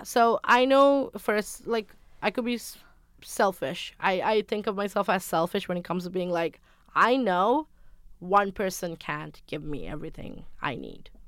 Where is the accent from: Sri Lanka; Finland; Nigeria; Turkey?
Sri Lanka; I'm from Sri Lanka. I grew up in a traditional household.